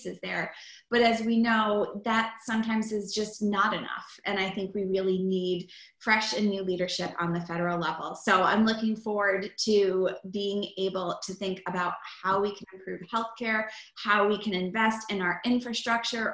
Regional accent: Freeport, Maine, United States; I have served as state representative in my hometown of Freeport

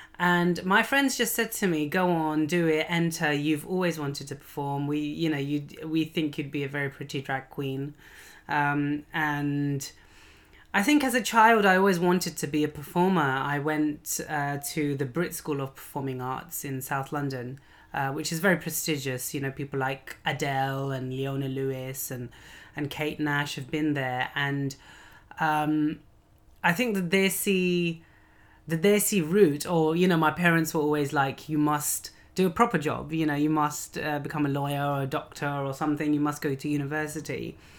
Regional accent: Lahore, Punjab, Pakistan; I mean, I am a Lahori if I'm from Lahore

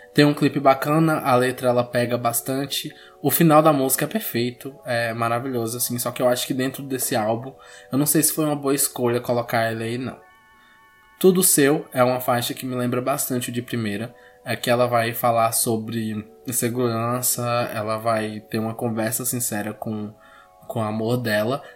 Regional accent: Bahia, Brazil; a Bahia, né, o meu estado natal

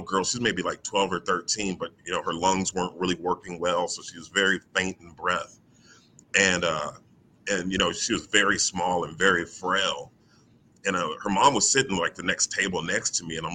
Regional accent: Houston, Texas, United States; I'm from Houston. I'm from Third Ward, Rosedale, Scott, right over there by Texas Southern University. Mm-hmm. That's where I came up

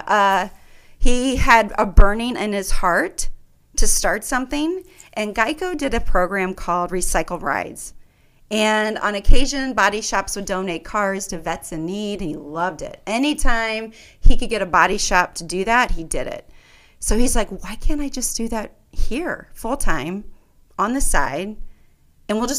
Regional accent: St. Louis, Missouri, United States; moved away as an adult; also born or lived in New York / the South; now in Omaha, United States; I'm from St. Louis, Missouri.

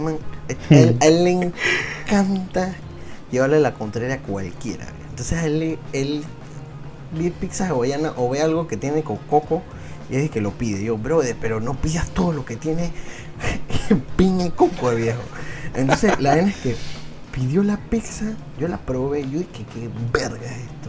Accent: Venezuela; nací en Venezuela

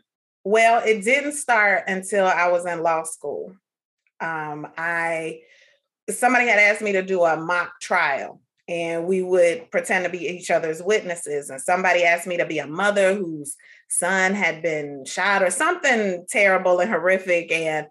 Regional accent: Atlanta, Georgia, United States

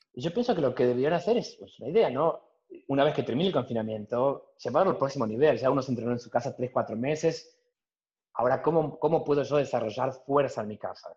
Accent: Lomas de Zamora, Buenos Aires Province, Argentina; moved away as an adult; now in Belgium; en Lomas de Zamora, soy muy argentino.

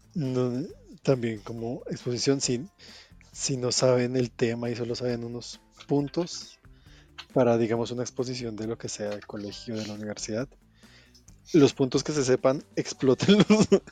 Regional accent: Colombia

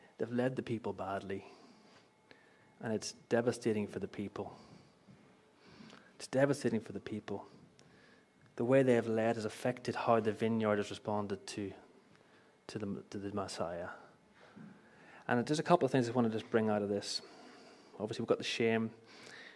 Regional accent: Belfast, Northern Ireland, United Kingdom; moved away; I grew up in Belfast, greatest city on the earth.

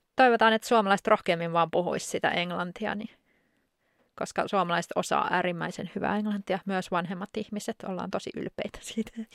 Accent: Finland; also born or lived in Spain

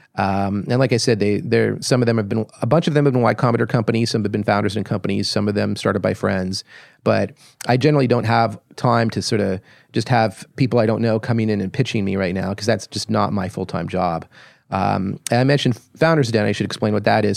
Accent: Toronto, Ontario, Canada; moved away as an adult; also born or lived in Ottawa / Silicon Valley; I grew up in Toronto

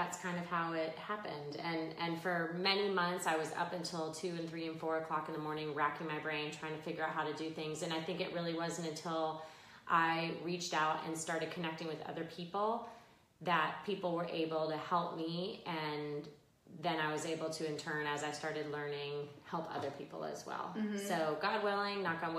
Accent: Pembroke Pines, Florida, United States; So I grew up in Pembroke Pines in Cooper City, which is just west of Fort Lauderdale.

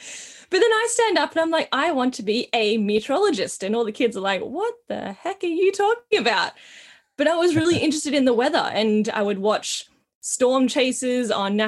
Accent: Australia; So I am Australian. I'm born in Australia. Also have Indigenous heritage in my family, so I am Aboriginal, cool. Very proud Wiradjuri woman.

